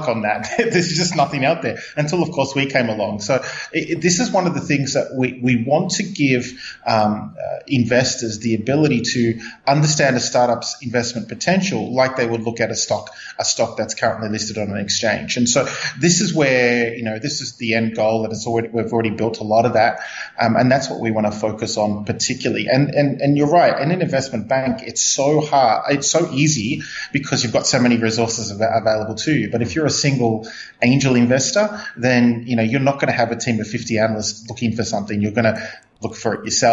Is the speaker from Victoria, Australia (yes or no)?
yes; Melbourne, Victoria, Australia; now in Hong Kong; Originally a Melbourne boy from Australia